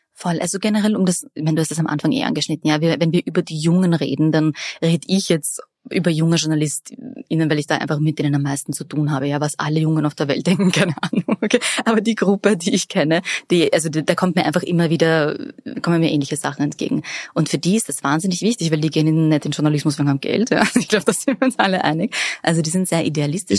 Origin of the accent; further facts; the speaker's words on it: Vienna, Austria; Ich bin in Favoriten aufgewachsen und habe am Räumerplatz das Biber in die Hand gedrückt bekommen